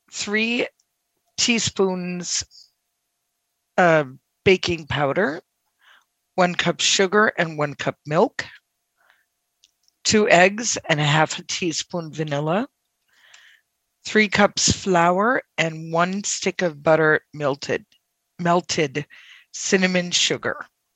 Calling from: Massachusetts, United States; I'm excellent, and I won't forget this time. I am from Massachusetts.

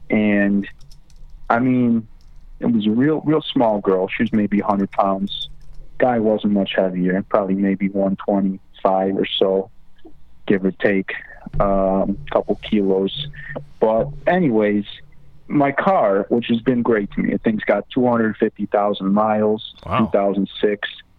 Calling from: Lewisdale, United States; I'm calling from the west side of Lewisdale.

